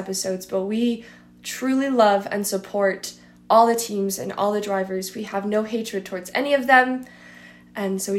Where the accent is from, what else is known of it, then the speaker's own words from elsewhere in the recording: Colorado, United States; also born or lived in Montana; now in Idaho, United States; I was born in Montana, raised in Colorado, moved up here to Idaho, and that is where I am now